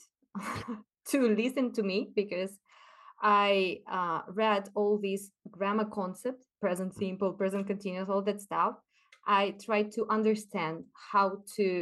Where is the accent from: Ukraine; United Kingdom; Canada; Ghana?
Ukraine; first language Russian and Ukrainian; English is a second language; moved away as an adult; now in Spain; I consider myself half Ukrainian, half Spanish now.